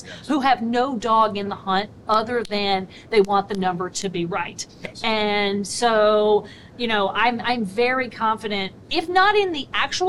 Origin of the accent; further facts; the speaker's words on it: a really small town in Michigan, United States; I live in a really small town in Michigan